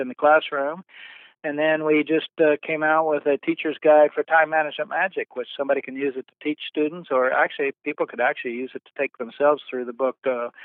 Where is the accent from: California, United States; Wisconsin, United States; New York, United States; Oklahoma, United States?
Oklahoma, United States; Ardmore; moved away as an adult; also born or lived in Bartlesville, Oklahoma / Dallas, Texas; I was born in Bartlesville, Oklahoma, and I lived there till I was in about the fifth or sixth grade. And then we moved to Ardmore, and I grew up in Ardmore.